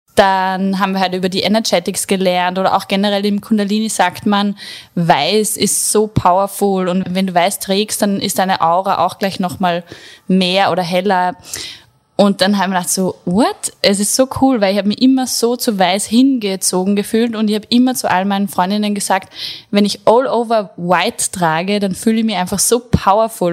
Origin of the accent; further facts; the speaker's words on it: Attersee, Upper Austria, Austria; moved away; Ich komme eigentlich aus Oberösterreich, vom Attersee. Hab dort mit 16, ich habe die Schule abgebrochen, habe dann eine Friseurlehre gemacht